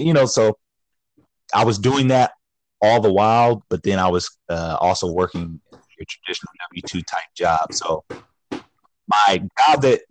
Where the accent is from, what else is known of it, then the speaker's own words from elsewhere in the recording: Sacramento, California, United States; Born and raised in Sacramento, California. Yeah, been here pretty much my whole life.